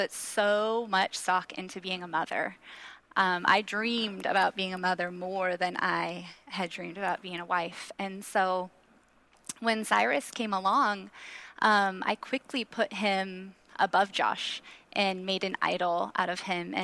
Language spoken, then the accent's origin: English; Washington, United States; our church that we grew up in Washington